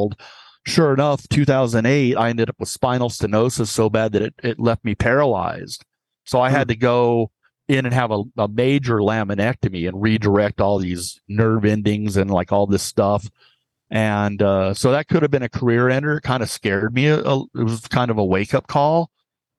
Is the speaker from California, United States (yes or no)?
yes; San Diego, California, United States; I was born in Sharp Hospital in San Diego